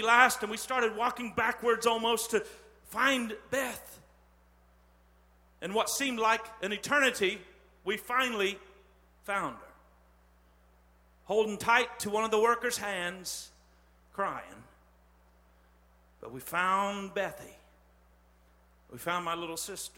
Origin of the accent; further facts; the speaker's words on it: Terre Haute, Indiana, United States; I'm from Terre Haute.